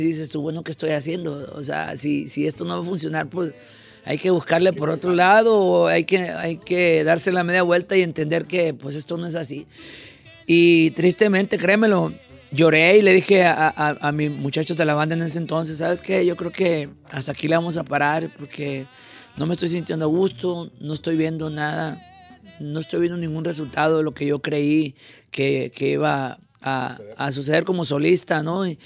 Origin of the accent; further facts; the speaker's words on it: Concordia, Sinaloa, Mexico; Yo soy de Concordia, Sinaloa, un pueblo